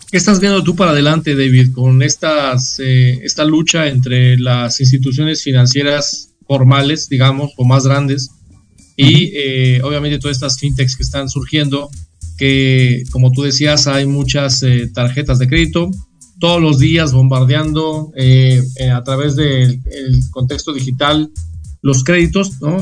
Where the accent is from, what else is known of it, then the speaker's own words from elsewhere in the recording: Mexico; nosotros como país en México